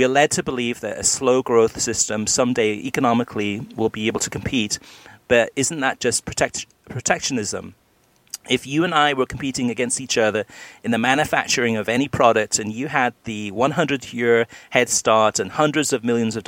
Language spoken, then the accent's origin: English; Argentina; English is a second language; just the guy had different knowledge about being Latino, and I am from Argentina.